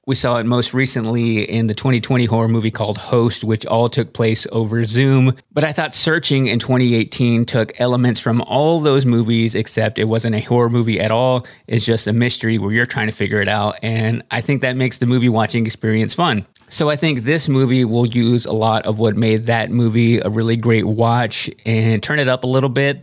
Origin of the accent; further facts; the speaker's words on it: Texas, United States; I grew up in Texas and saw a lot of this culture in my everyday life growing up in a small town